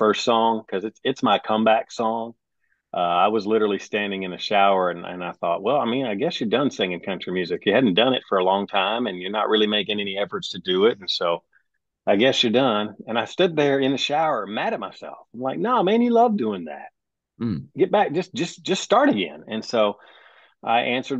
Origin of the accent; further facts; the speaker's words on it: Owensboro, Kentucky, United States; moved away as an adult; also born or lived in Wisconsin / Alabama / Florida / Africa; now in Nashville, United States; originally, I am from Kentucky. Owensboro, Kentucky is my hometown, but I was born in Wisconsin.